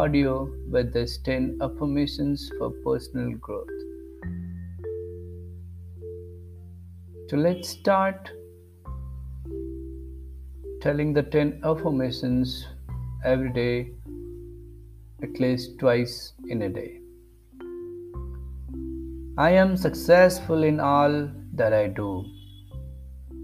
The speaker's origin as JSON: {"language": "English", "country": "India", "said": "I am from India"}